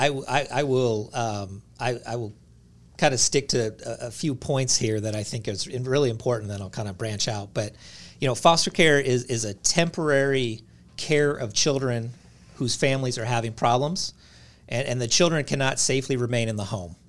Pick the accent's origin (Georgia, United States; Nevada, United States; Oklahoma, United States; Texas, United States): Nevada, United States; Reno; moved away as an adult; also born or lived in California / Tennessee; I grew up in Reno, Nevada, uh, went to college in California and, and ended up in Tennessee